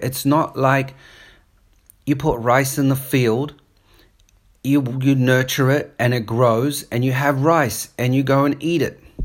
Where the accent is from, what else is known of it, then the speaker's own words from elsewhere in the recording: New Zealand; accent: New Zealand; also born or lived in Australia / South Africa; now in Sydney, Australia; I grew up in New Zealand. So, I've got a bit of, sometimes a New Zealand accent coming through